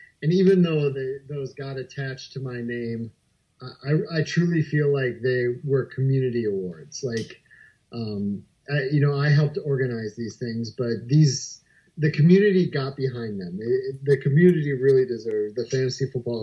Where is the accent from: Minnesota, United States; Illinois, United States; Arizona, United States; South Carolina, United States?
Minnesota, United States; Ely; now in Eagan, United States; I originally grew up in Ely, Minnesota, which is very, very close to the Canadian-Minnesota border up there